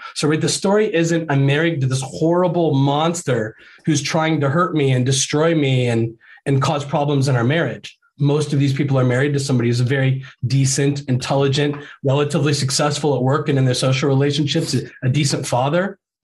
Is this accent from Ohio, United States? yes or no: yes; Ohio, United States; moved away as an adult; also born or lived in Florida; we're like both from Ohio and our families are from Ohio